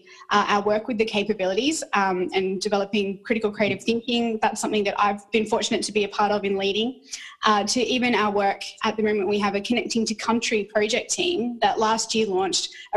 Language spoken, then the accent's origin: English; rural New South Wales, Australia; also born or lived in Sri Lanka / Bathurst, New South Wales / Sydney; I grew up in rural New South Wales